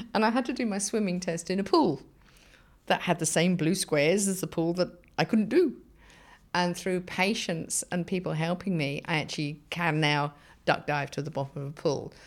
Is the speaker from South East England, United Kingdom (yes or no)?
yes; Surrey, South East England, United Kingdom; moved away as an adult; also born or lived in Bedford / North London / South London; now in Australia; And then I was brought up in Surrey in England